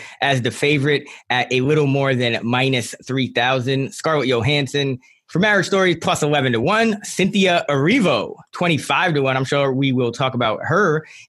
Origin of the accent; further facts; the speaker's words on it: New York City, New York, United States; Bedford Park Boulevard, that is actually where I grew up, my hometown, my actual train stop.